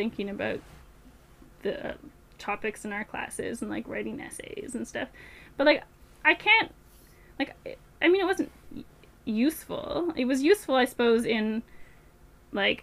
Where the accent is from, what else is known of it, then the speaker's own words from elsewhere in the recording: Lanark, Ontario, Canada; moved away as an adult; also born or lived in Toronto / Victoria / Yellowknife; I'm from Lanark. It's, like, an hour from Ottawa.